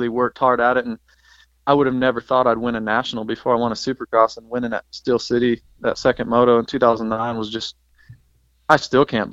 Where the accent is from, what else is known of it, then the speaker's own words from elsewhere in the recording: Fort Dodge, Iowa, United States; growing up in Iowa, I didn't race much motocross